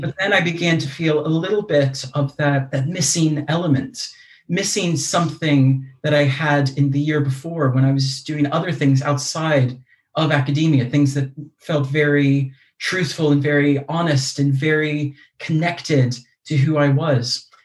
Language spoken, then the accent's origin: English; United States; accent: American; moved away as an adult; also born or lived in Leeds, United Kingdom; now in United Kingdom; I'm American, you can probably tell from my accent